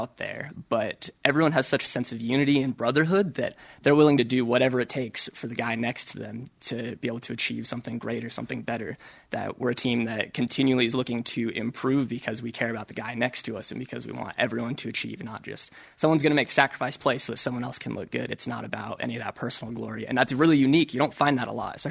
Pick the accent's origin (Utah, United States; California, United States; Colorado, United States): Utah, United States; Park City; It's close to home. I'm from Park City.